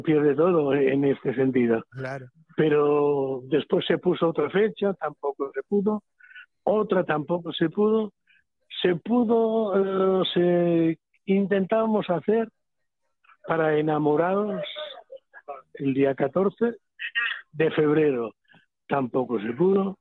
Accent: Catalonia, Spain; Siendo catalán

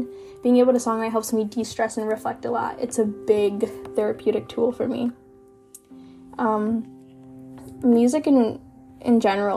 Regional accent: United States; accent: American; also born or lived in Kenya; growing up in the United States as an immigrant

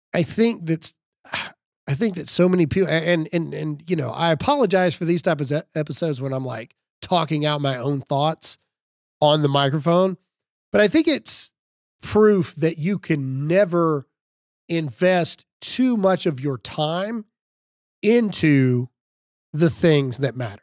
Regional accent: Mississippi, United States; I'm from Mississippi.

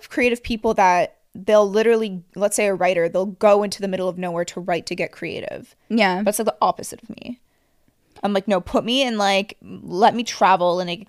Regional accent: Montreal, Quebec, Canada; I'm actually so grateful that I grew up in Montreal.

